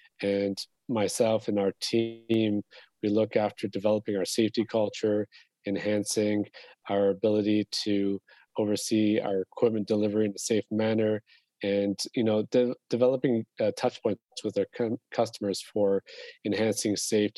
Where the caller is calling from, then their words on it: Jerusalem, Jerusalem District, Israel; So I'm calling in from Jerusalem in the Middle East.